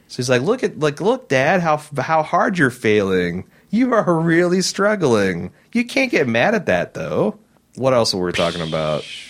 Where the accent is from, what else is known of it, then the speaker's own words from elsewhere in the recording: Indiana, United States; I'm from Indiana